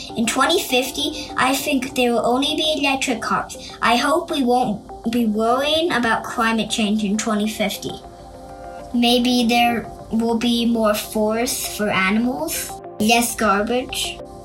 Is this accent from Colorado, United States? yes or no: yes; Boulder, Colorado, United States; I'm from Boulder, Colorado. I'm 8 years old